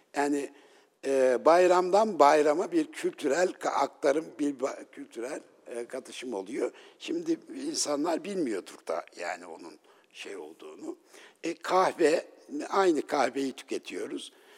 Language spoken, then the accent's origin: Turkish; Ünye, Ordu, Turkey; ben e, Ünyeliyim